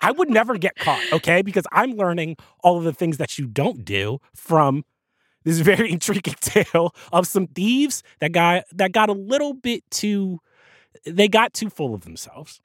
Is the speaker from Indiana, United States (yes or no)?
no; New Jersey, United States; Jersey, my home state